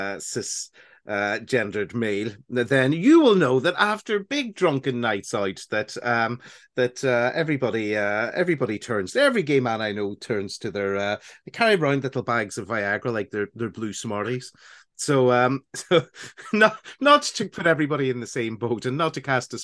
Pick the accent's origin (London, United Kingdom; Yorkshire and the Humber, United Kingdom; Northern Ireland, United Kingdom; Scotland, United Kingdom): Northern Ireland, United Kingdom; accent: Northern Ireland; listen to how loud my Northern Ireland accent got, how broad it got